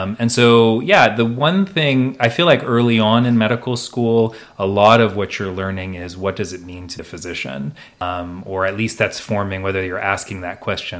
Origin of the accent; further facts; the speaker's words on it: Oregon, United States; moved away as an adult; also born or lived in Chicago, Illinois / Chapel Hill, North Carolina; I'm from Oregon originally